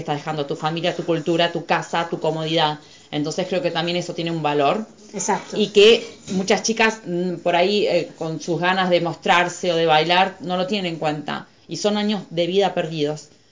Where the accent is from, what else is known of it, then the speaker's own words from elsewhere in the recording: Argentina; moved away as an adult; Yo soy argentina